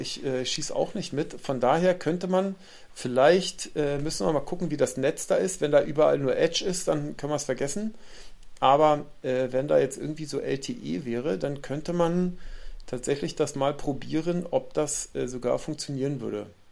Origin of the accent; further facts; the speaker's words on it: Northern Germany, Germany; bei uns in Norddeutschland